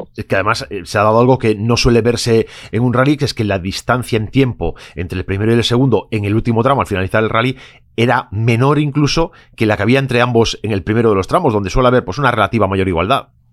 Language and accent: Spanish; Galicia, Spain; orgullosos como, como gallegos